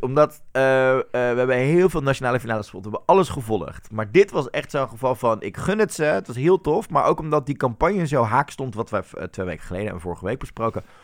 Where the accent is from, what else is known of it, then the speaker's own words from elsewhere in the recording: Netherlands; als Nederlanders